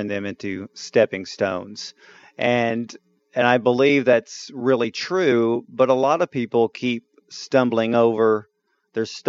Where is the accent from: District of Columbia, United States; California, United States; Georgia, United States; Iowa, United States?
Georgia, United States; Atlanta; A native of Atlanta, Georgia, my hometown